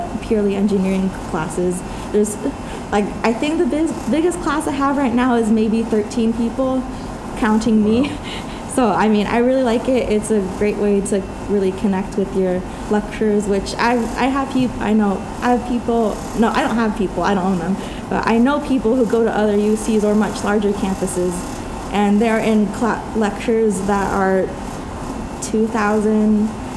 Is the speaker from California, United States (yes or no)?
yes; Los Angeles, California, United States; now in Merced, United States; my hometown of Los Angeles